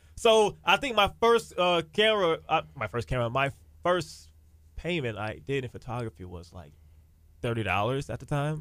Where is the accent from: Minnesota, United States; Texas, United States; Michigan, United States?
Texas, United States; Galveston; Born and raised in Galveston